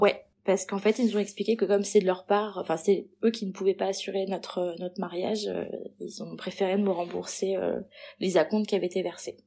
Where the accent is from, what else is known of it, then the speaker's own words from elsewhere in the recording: Perpignan, Occitania, France; je suis née à Perpignan